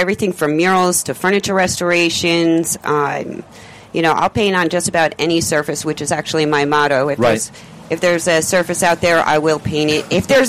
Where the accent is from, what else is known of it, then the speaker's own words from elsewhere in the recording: upstate New York, United States; moved away as an adult; now in Florida Keys, United States; I'm originally from New York.